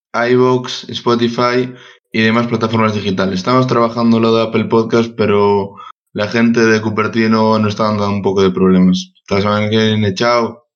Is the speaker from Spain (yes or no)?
yes; Santiago de Compostela, Galicia, Spain; yo que soy de Santiago